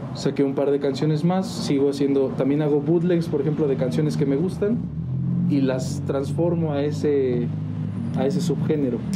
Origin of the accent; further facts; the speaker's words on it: San Juan del Río, Querétaro, Mexico; De aquí de San Juan, de hecho... Eh, mis papás también son de San Juan